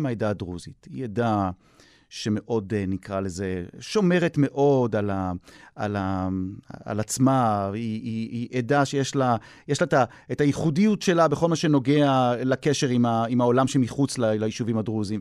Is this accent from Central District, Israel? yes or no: no; Jaffa, Tel Aviv District, Israel; אני הילד מיפו, מהמיעוט הערבי